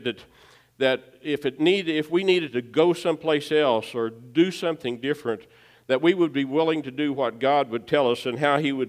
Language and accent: English; Baxter Springs, Kansas, United States; We were young marrieds in my hometown of Baxter Springs